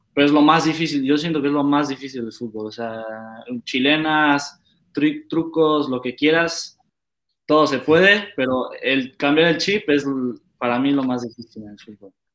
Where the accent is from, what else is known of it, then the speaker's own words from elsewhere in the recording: Querétaro, Mexico; now in Netherlands; Yo crecí, igual nací en Querétaro y crecí en Querétaro